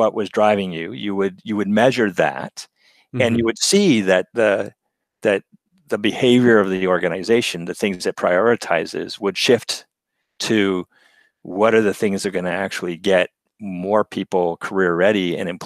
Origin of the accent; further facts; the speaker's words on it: Berkeley, California, United States; being born in Berkeley and growing up in California